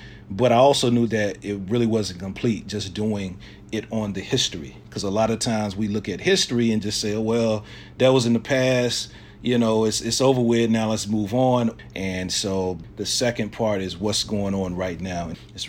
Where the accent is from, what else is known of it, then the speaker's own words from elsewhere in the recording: Laurinburg, North Carolina, United States; I'm 37 years old, born and raised in Laurinburg, North Carolina.